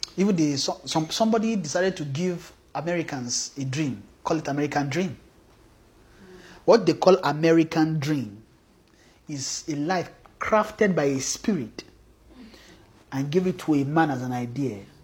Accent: Nigeria; we came from Nigeria

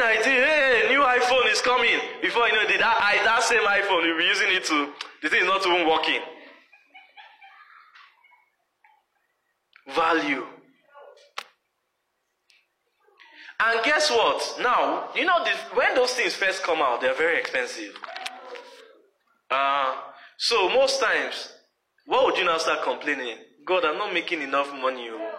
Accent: Nigeria; moved away as an adult; when I was coming from Nigeria

